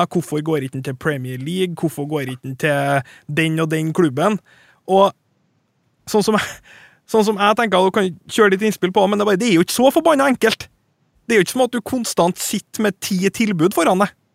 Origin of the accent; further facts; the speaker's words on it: Trøndelag, Norway; For min del, som trønder